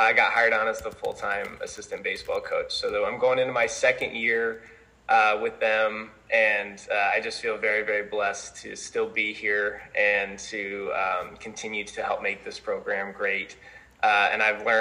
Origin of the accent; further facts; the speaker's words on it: Colorado, United States; moved away as an adult; now in Mount Vernon, United States; I'm originally from Colorado. I obviously attended high school out there